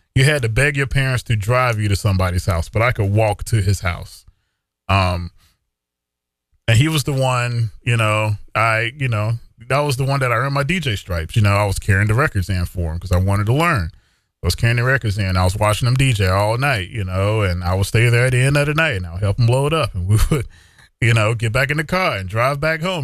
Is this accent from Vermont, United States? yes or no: no; Ahoskie, North Carolina, United States; also born or lived in Gates County, North Carolina / Raleigh, North Carolina; my hometown radio station, uh, W R C S and W Q D K and Ahoskie and, uh, Ahoskie, North